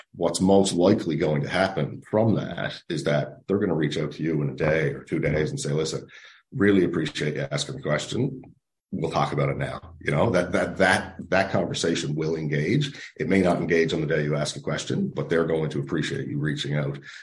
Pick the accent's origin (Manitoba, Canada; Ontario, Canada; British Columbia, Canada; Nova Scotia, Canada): Nova Scotia, Canada; moved away as an adult; now in St. John's, Canada; we are both originally from Nova Scotia, uh, but we've been in Newfoundland for 15 plus years.